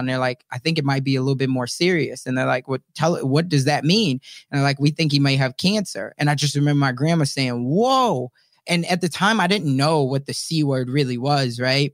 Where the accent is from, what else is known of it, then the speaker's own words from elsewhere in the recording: Chicago, Illinois, United States; moved away; also born or lived in Omaha; I'm originally from South Side of Chicago. I was raised by a single mom